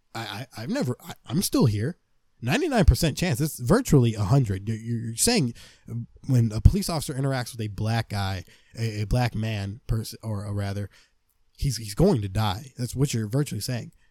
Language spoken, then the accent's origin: English; United States; I see myself as an American man